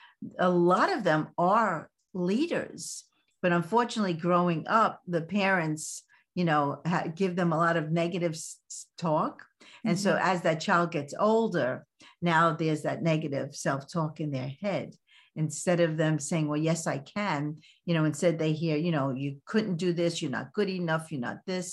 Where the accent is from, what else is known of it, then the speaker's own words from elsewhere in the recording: New York City, New York, United States; accent: Brooklyn; moved away; I'm from Brooklyn. I still speak Brooklyn